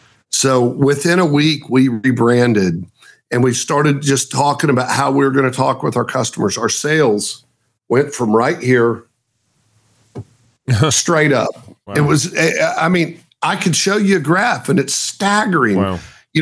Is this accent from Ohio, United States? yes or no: no; Oklahoma, United States; born there; I was born in Oklahoma too.